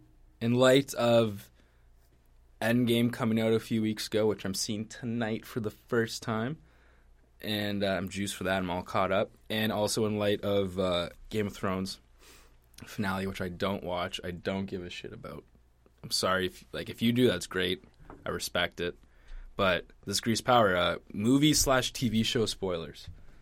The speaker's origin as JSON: {"language": "English", "country": "Canada", "said": "Because I'm fucking Canadian, man."}